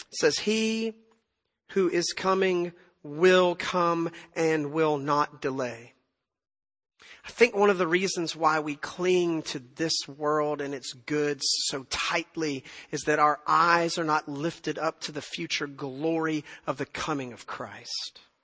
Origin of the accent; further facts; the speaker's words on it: Tennessee, United States; now in Texas, United States; I'm from Tennessee